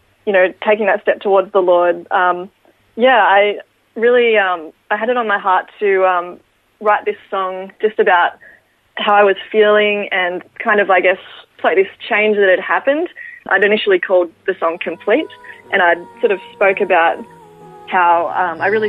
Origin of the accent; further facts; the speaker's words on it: Ballarat, Victoria, Australia; grew up in Ballarat with my parents and my younger brother